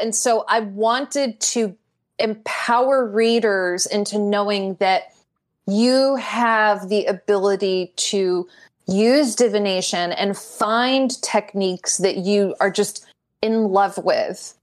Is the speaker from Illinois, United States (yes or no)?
no; Glastonbury, Connecticut, United States; I grew up in Glastonbury, Connecticut